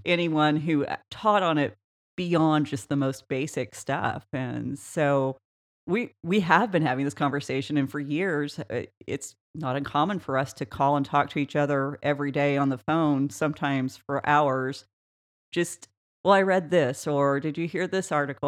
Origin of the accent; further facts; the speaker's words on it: Oklahoma, United States; small town Oklahoma, we grew up in a town of six hundred